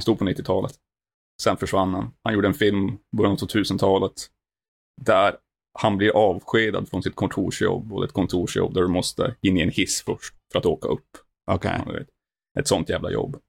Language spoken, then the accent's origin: Swedish; Norrland, Sweden; Jag kommer från de djupaste delarna och mörkaste delarna av Sverige. Norrland